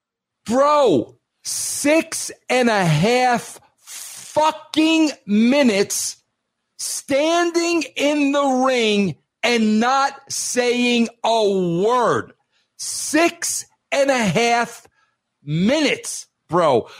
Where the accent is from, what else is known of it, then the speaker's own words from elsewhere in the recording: New York, United States; moved away as an adult; now in Colorado, United States; I was raised in New York. I've been in Colorado for 15 years.